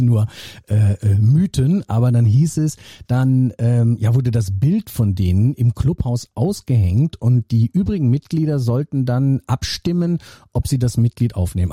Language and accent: German; North Rhine-Westphalia, Germany; ich komme ja aus Nordrhein-Westfalen ähm, gebürtig